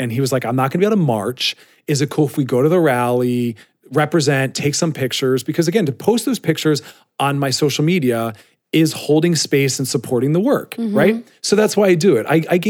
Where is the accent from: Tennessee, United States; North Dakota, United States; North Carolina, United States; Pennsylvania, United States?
Pennsylvania, United States; Philadelphia